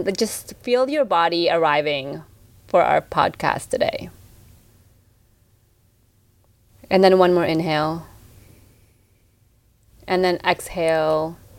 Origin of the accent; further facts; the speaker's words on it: Philippines; we're Filipino